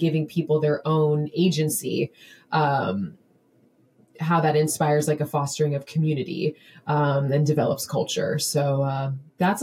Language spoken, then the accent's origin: English; Florida, United States; moved away as an adult; also born or lived in San Francisco; I'm from Florida